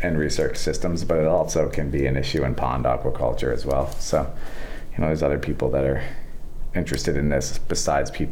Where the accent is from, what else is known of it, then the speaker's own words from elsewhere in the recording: Maine, United States; I grew up in Maine fishing for brook trout in the streams